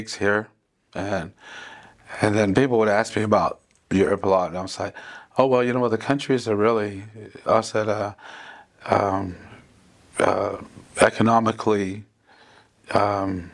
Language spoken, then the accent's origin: English; between Braggs and Gore, near Tahlequah, Oklahoma, United States; my father and mother raised us on my grandma, Polly Teehee's Indian land, just south of here in between Braggs and Gore.